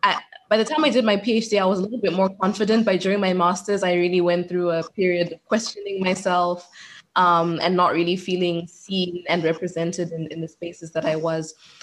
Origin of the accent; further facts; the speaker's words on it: Zimbabwe; also born or lived in Botswana / Cyprus / Netherlands; I'm originally from Zimbabwe. That's where I was born. But I spent most of my childhood in Botswana, actually, and then my high school years in Zimbabwe.